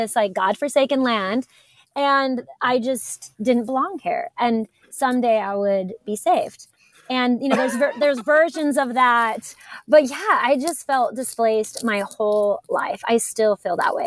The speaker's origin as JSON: {"language": "English", "town": "Idaho Falls", "region": "Idaho", "country": "United States", "tie": "born or raised there", "also_born_or_lived": "Utah", "moved": "yes", "said": "I grew up in Idaho Falls, Idaho."}